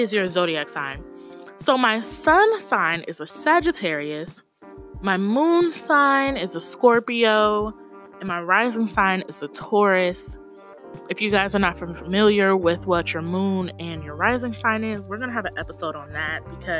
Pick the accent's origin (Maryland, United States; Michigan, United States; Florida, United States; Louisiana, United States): Florida, United States; Tallahassee; also born or lived in Atlanta, Georgia; from Tallahassee, Florida, by way of Atlanta, Georgia.